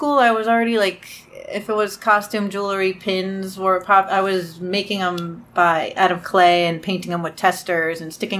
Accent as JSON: {"language": "English", "town": "Brooklyn", "region": "New York", "country": "United States", "tie": "born or raised there", "said": "Oh, this whole thing. Brooklyn, New York."}